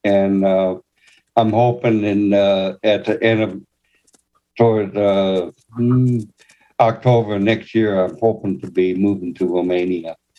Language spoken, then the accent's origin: English; Los Angeles, California, United States; moved away as an adult; also born or lived in Wisconsin; now in San Antonio, United States; I was born in Wisconsin, lived there five years, gone to school there, and so on raised in California, in uh, LA for 48 years